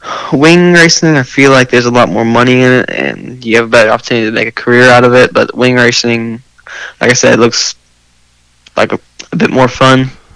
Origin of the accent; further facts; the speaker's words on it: Ohio, United States; now in Kentucky, United States; I was born in Ohio